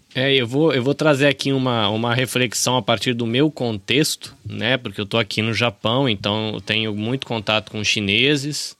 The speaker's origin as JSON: {"language": "Portuguese", "country": "Brazil", "moved": "yes", "lives_now": "Japan", "said": "Mas na minha cabeça, como brasileiro"}